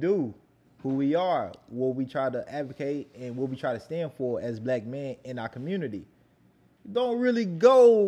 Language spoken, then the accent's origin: English; the South, United States; we from the South.